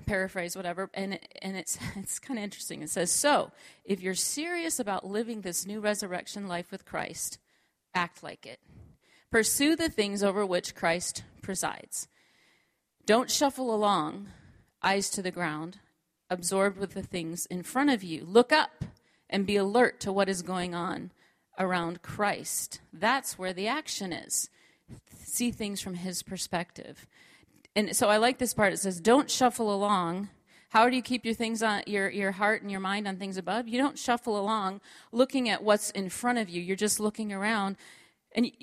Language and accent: English; Minnesota, United States; moved away as an adult; also born or lived in Oklahoma; I was born and raised in Minnesota